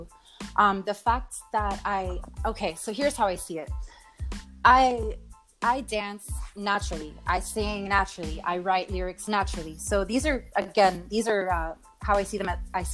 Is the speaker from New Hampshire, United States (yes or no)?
no; Miami, Florida, United States; I'm from Miami, so I used to perform on at the Clevelander, actually on South Beach